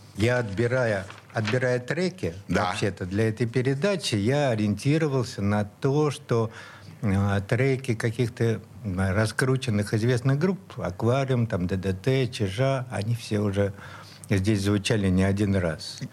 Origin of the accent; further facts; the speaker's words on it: Saint Petersburg, Russia; Я вот, вот здесь и родился, прямо на Петроградской, в Санкт-Петербурге